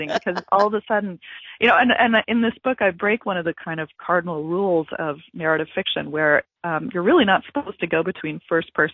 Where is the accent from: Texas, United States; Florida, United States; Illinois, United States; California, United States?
Texas, United States; Gulf Coast region of; moved away; I'm originally from Texas. I'm from the Gulf Coast region of Texas